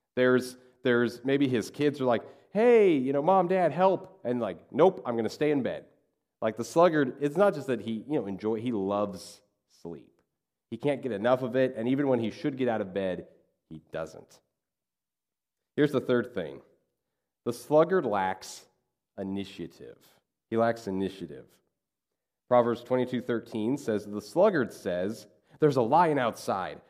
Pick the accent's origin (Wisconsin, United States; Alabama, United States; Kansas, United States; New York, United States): Kansas, United States; when I grew up in Kansas, we had a lot of farmers in our community